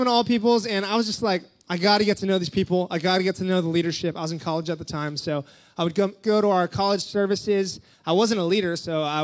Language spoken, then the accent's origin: English; Kauai, Hawaii, United States; moved away; also born or lived in England / Austria; I was born and raised in Kauai, Hawaii